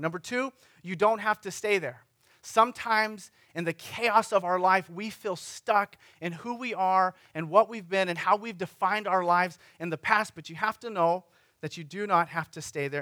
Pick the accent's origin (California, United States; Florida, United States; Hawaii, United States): California, United States; Sunnyvale; the city of Sunnyvale, my hometown